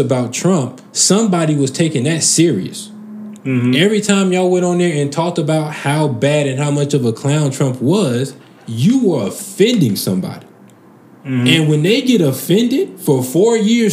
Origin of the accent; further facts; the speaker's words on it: United States; I'm American